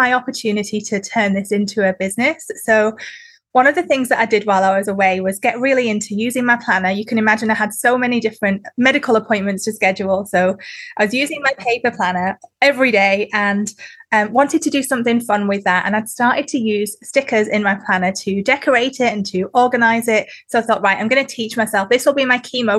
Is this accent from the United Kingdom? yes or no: yes; the north of England, United Kingdom; moved away as an adult; also born or lived in Sydney, Australia; now in Newcastle, Australia; where I'm from in the UK is Northern England